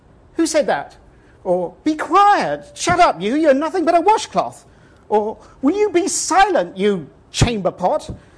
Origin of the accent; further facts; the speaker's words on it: England, United Kingdom; now in Texas, United States; I live in Texas, but I'm not Texan. And living in Texas, I found that I missed England desperately, and I desperately wanted somehow to go back.